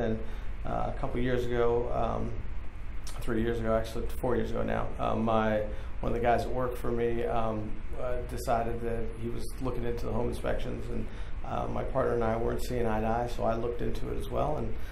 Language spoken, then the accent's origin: English; California, United States; born there; also born or lived in New York / Boston / Ireland / Budapest; now in Northern Virginia, United States; I was born in California. We lived in New York. Uh, we also lived in Boston, Ireland, Budapest, uh, and then finally ended up in Northern Virginia.